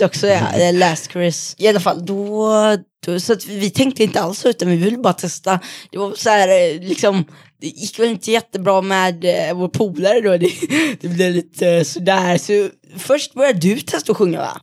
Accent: Mölnlycke, Västra Götaland, Sweden; kommer från Mölnlycke

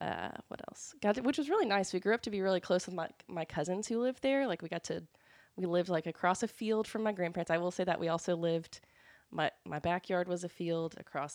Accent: Decatur, Illinois, United States; born there; So I was born in Decatur, Illinois, but both of my parents are from Alabama.

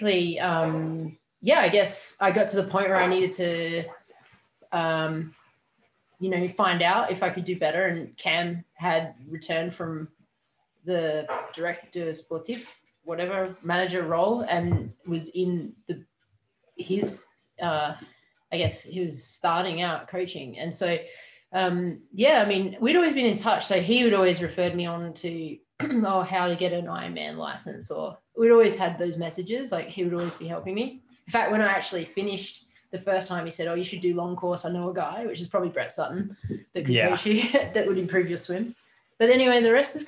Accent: Adelaide, South Australia, Australia; Glenelg, my hometown in Adelaide

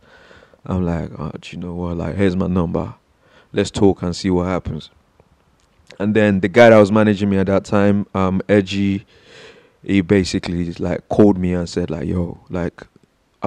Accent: Nigeria; moved away; growing up in Nigeria

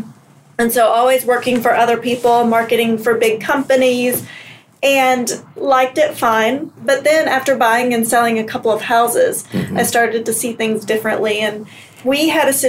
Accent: North Carolina, United States; moved away as an adult; also born or lived in New York City; now in Minnesota, United States; grew up in North Carolina, went to college, lived for a couple of years, and then moved to New York City.

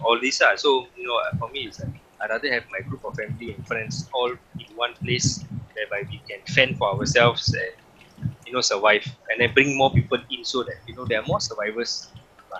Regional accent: Singapore; I'm a Singaporean

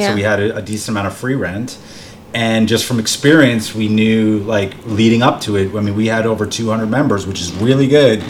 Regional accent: Bergen County, New Jersey, United States; also born or lived in Manhattan, New York City; Bergen County, New Jersey, where I'm from. Mm-hmm. I lived in Hell's Kitchen. I lived in Upper East Side. I lived in the West Village. I lived in Murray Hill.

